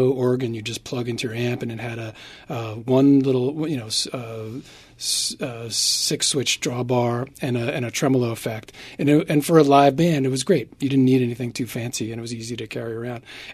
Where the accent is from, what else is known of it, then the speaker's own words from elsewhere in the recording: New York City, New York, United States; grew up in New York City